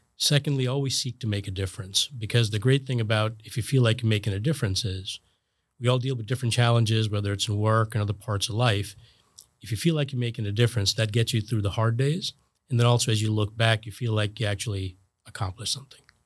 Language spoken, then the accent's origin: English; New Jersey, United States; moved away as an adult; also born or lived in Connecticut / Boston; now in Florida, United States; I grew up in New Jersey, and my folks still live there.